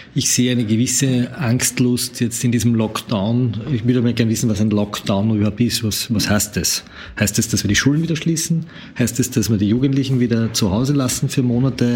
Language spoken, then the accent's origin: German; Lower Austria, Austria; in meiner Heimatgemeinde in Niederösterreich